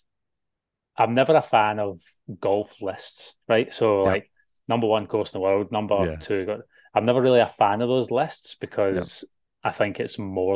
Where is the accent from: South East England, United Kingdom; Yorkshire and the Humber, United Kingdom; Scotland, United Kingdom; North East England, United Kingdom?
Scotland, United Kingdom; now in Australia; I'm a Scotsman.